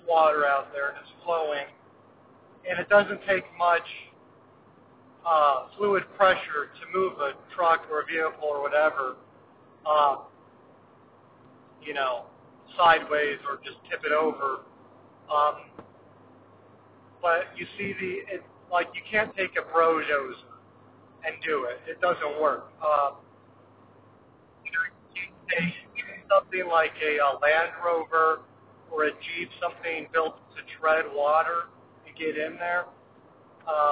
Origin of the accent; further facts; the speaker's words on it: Midwest, United States; growing up in the Midwest